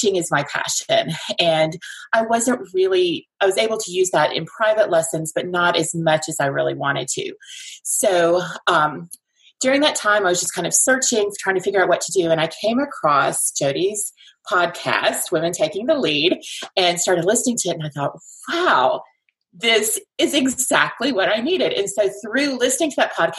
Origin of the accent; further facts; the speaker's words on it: Alabama, United States; also born or lived in North Carolina / Decatur, Alabama; I was born and raised in Alabama, lived for about 10 years in North Carolina, and then moved back to Alabama back in 2000